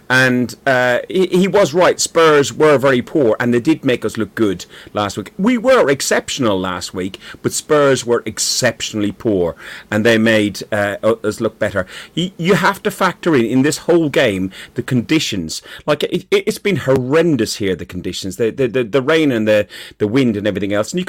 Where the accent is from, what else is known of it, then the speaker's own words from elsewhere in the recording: Ireland; I'm Irish